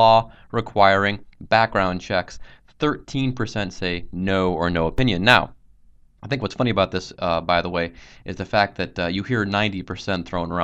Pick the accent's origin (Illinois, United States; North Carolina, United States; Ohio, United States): Ohio, United States; Cincinnati; I'm actually from Cincinnati.